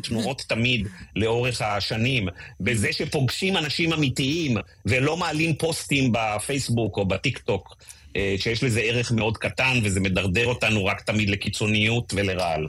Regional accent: Israel; אני הרגשתי שהזהות שלי כישראלי הפכה להיות הרבה, הרבה יותר משמעותית לי

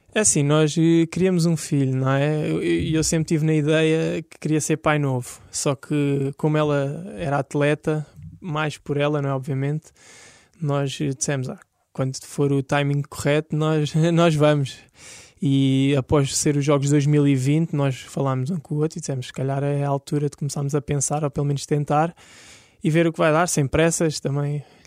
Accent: Lisbon, Portugal; Eu nasci aqui em Lisboa

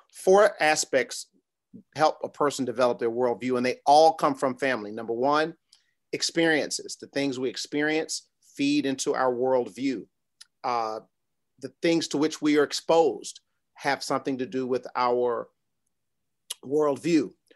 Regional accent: New York City, New York, United States; I was born in Brooklyn, New York, grew up, uh, in a traditional, uh, nuclear family

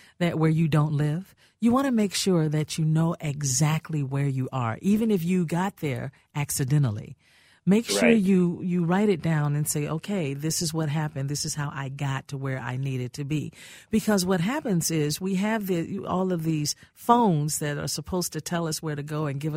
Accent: Indiana, United States; moved away; Where I grew up in Indiana, it was a lot like that.

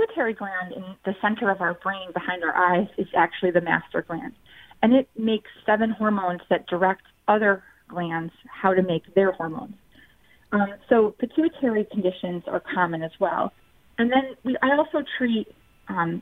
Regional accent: Syracuse, New York, United States; also born or lived in Boston, Massachusetts; I am originally from Syracuse, New York, and I've lived in the upstate New York area for my entire, you know, career in life, except for those few years in Boston, Massachusetts

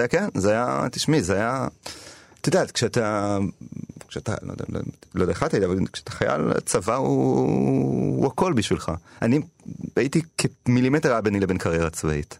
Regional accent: Tel Aviv, Tel Aviv District, Israel; גדלתי כזה בתיכון של ילדים עשירים. אני באתי ממשפחה מעמד בינוני, רוב הילדים היו יותר עשירים ממני בעירוני ד' בתל אביב

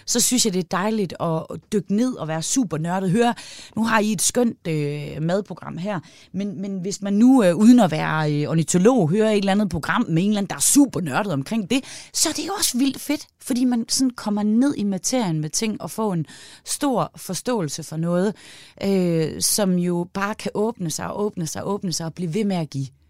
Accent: Aalborg, North Denmark Region, Denmark; Jeg er fra Aalborg i Nordjylland

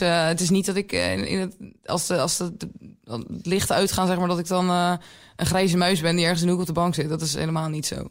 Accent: Nieuwkerk, Netherlands; opgegroeid in Nieuwkerk

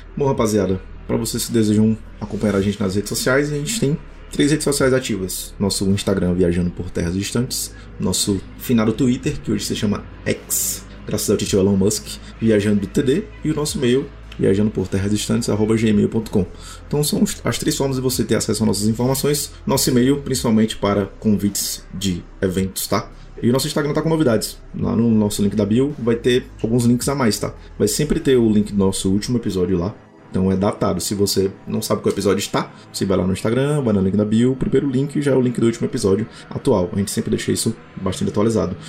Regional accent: Fortaleza, Ceará, Brazil; minha terrinha, Fortaleza, Ceará

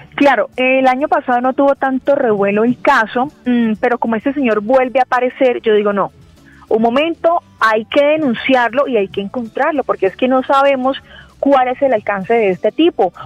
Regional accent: Cúcuta, Norte de Santander, Colombia; moved away as an adult; now in Bogotá, Colombia; yo soy de Cúcuta, norte de Santander. Antes de venir aquí a trabajar a la capital, a Bogotá

